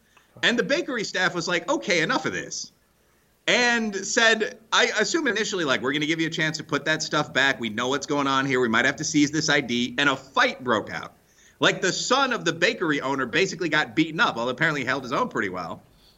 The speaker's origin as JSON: {"language": "English", "town": "Chicago", "region": "Illinois", "country": "United States", "tie": "born or raised there", "said": "He worked on a show in my hometown of Chicago."}